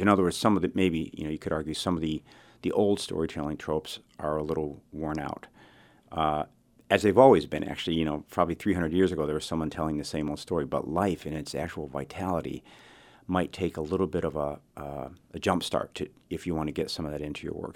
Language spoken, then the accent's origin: English; Chicago, Illinois, United States; I was raised in Chicago